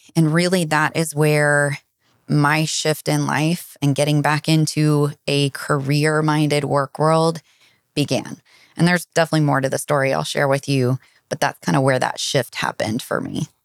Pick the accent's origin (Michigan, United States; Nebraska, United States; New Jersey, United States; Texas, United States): Texas, United States; Dallas; also born or lived in Fort Worth area; I am originally from the Dallas area. Lived south of the Dallas my whole life and grew up here